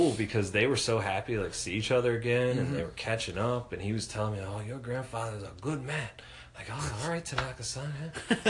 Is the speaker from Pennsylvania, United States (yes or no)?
yes; Philadelphia, Pennsylvania, United States; I told them I was from Philadelphia, and they asked me if I knew Will Smith. Because everybody in Philly knows each other.